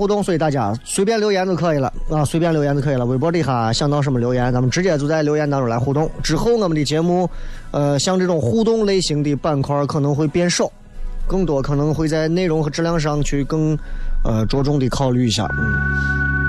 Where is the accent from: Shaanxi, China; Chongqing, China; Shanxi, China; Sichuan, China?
Shaanxi, China; Xi'an; 因为我觉得啊，作为一个西安人，你在西安买不起房，我完全可以理解和接受。